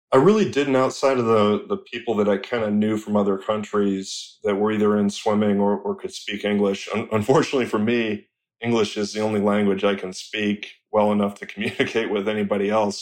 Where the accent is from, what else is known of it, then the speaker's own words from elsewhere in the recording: Rochester, Michigan, United States; I'm from Rochester, Michigan